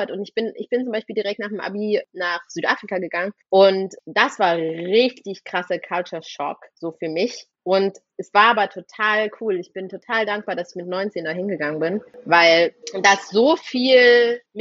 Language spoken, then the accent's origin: German; Chemnitz, Saxony, Germany; Ich komme aus Chemnitz.